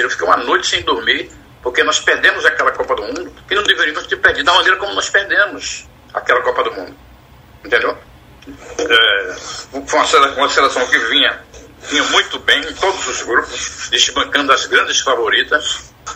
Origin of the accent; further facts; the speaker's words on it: Pernambuco, Brazil; eu sou de Pernambuco